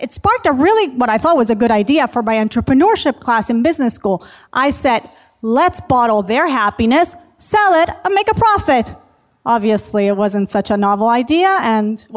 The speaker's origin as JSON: {"language": "English", "country": "Puerto Rico", "tie": "born or raised there", "also_born_or_lived": "Boston / Manhattan", "moved": "as an adult", "said": "I grew up in Puerto Rico"}